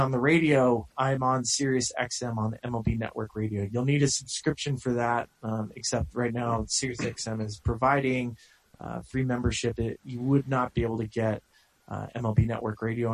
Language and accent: English; Santa Barbara, California, United States; I'm a dude from Santa Barbara